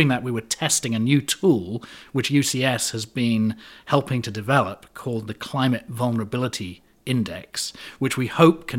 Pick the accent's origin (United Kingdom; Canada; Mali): United Kingdom; London; moved away as an adult; also born or lived in Connecticut; now in United States; Oh, no, I'm originally from London, but I've been in the States for 25 years, so whenever I go back to the UK, people think I have an American accent, so.